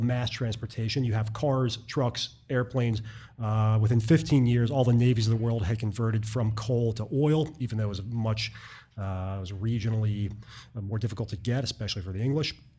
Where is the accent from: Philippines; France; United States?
United States; Baltimore, Maryland; moved away as an adult; also born or lived in New York City / Boston / rural New York State / Texas; I was from Baltimore and I'd lived in the Northeast, uh, New York City and Boston and rural New York State